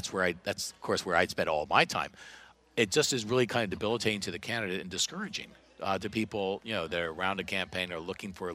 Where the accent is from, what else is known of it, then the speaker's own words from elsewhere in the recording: Pikesville, Maryland, United States; now in Florida, United States; I grew up just north of Baltimore in Pikesville